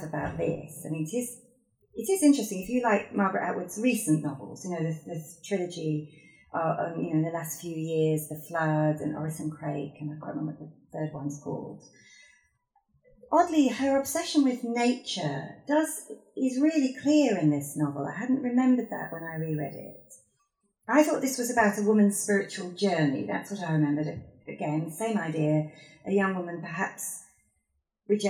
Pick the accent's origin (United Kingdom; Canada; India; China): United Kingdom; Yorkshire and the Humber; now in Cambridgeshire, United Kingdom; I'm a girl from Yorkshire and I'm white.